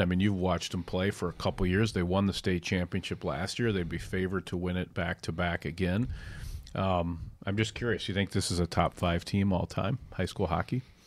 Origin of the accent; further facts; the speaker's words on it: Edina, Minnesota, United States; weak ankled football player from Edina